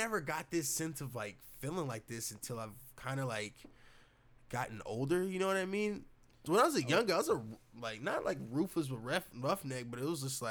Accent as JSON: {"language": "English", "country": "United States", "said": "as an American"}